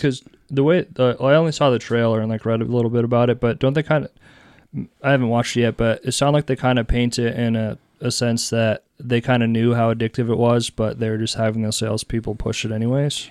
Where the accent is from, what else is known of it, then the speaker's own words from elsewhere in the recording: New Hampshire, United States; also born or lived in Texas; I was from New Hampshire